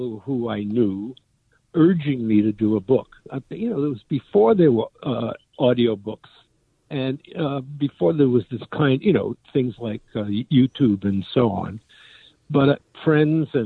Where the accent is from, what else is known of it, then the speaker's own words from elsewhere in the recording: New York City, New York, United States; I was born and raised in Brooklyn, New York. Perhaps you can hear it still in my accent